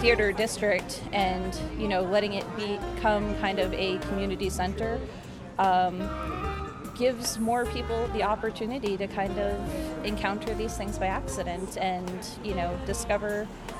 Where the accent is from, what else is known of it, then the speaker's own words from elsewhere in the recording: East Coast, United States; now in Tacoma, United States; You know, my hometown is back on the East Coast, and I'm from a city about half the size of Tacoma, and we have one theater like this downtown.